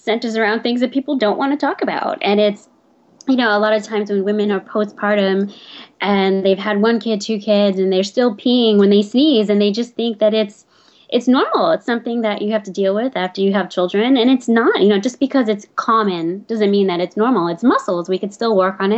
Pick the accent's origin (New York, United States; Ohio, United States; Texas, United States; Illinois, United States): New York, United States; New York City; also born or lived in Trinidad / Staten Island; I grew up in Brooklyn, and actually my family's from Trinidad